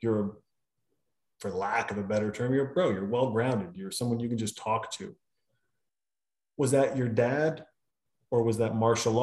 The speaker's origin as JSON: {"language": "English", "region": "Montana", "country": "United States", "tie": "born or raised there", "moved": "yes", "said": "I'm a kid from Montana. And you, I mean, I couldn't even skateboard. We had a dirt road."}